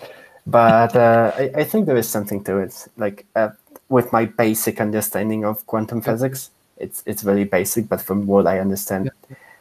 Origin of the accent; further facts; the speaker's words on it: Poland; moved away; when I was growing up in Poland